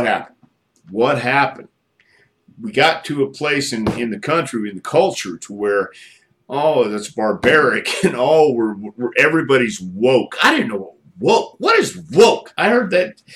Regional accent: Texas, United States; also born or lived in Tennessee; I came from Texas and I worked a lot in Tennessee

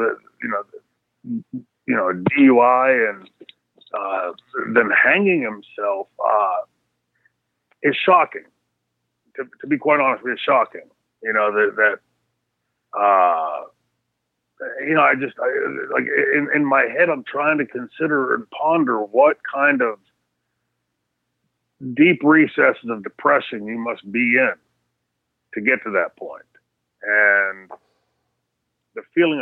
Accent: New Brighton, Pennsylvania, United States; somebody like me that grew up in New Brighton, Pennsylvania

